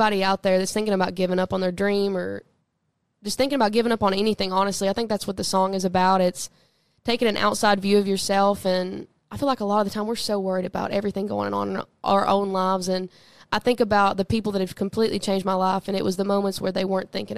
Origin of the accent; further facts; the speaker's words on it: Southeast Tennessee, United States; growing up in Southeast Tennessee